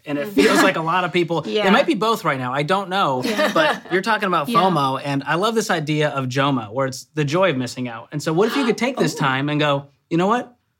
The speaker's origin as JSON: {"language": "English", "town": "Boston", "region": "Massachusetts", "country": "United States", "said": "I'm from Boston."}